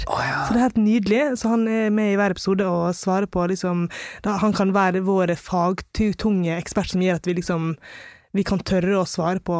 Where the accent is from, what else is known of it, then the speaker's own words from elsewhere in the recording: Longva, Møre og Romsdal, Norway; also born or lived in India; Jeg kommer fra India, altså en by som hadde 14 millioner innbyggere, til Longva, som er 500 innbyggere. Og det var jo klart at eh, jeg var den første brune på øya.